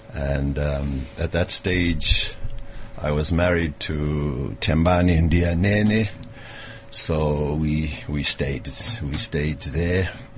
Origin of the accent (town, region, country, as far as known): Durban, KwaZulu-Natal, South Africa; born or raised there; moved away as an adult; also born or lived in Cape Town, South Africa / Oxford, United Kingdom / Leeds, United Kingdom / Ethiopia; now in Zimbabwe